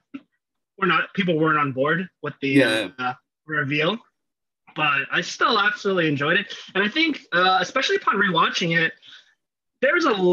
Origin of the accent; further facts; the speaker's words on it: United States; me being an American